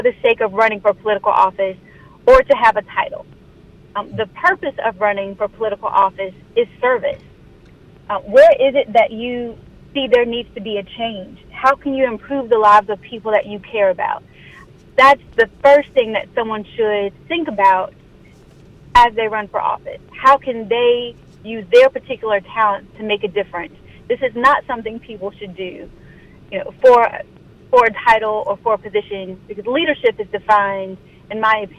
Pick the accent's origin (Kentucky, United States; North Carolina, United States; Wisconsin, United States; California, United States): North Carolina, United States; Pender County; now in Wake County, North Carolina, United States; I'm born and raised in Pender County, although I live in Wake County.